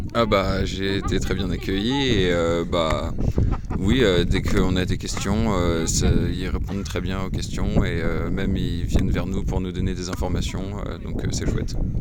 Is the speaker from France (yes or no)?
yes; Brittany, France; moved away; Je viens de Bretagne